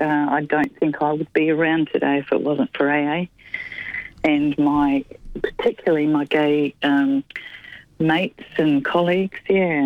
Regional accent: Wellington, New Zealand; now in Melbourne, Australia; I came from Wellington in New Zealand about 25 years ago

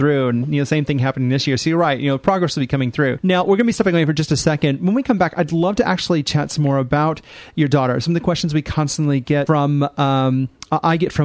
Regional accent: Midwest, United States; moved away; I'm from the Midwest in the U.S.

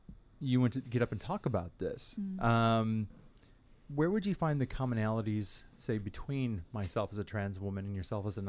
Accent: Midwest, United States; moved away; I come from the Midwest Bible Belt

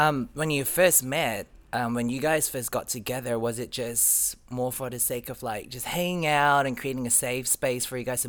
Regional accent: Malaysia; now in Australia; that's why I've got a weird accent, I moved to Australia from Malaysia about 10 years ago

